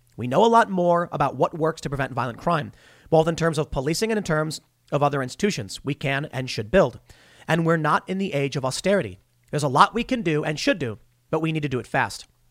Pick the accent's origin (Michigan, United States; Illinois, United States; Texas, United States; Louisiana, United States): Illinois, United States; Chicago; I grew up on the South Side of Chicago